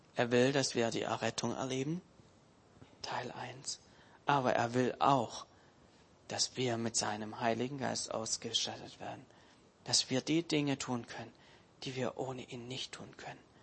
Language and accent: German; Germany; wir uns als Deutsche